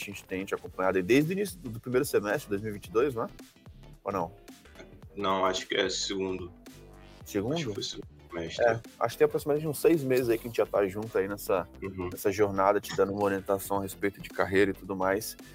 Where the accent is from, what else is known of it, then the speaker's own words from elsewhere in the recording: Rio de Janeiro, Brazil; falando do Rio, cara. Sou do Rio.